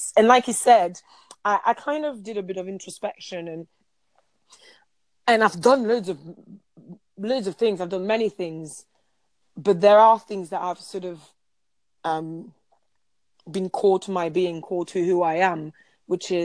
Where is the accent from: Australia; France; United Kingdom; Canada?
France; I'm French